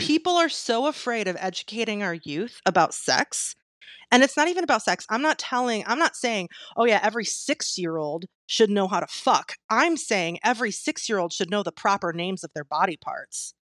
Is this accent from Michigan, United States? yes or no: yes; Michigan, United States; my home state, Michigan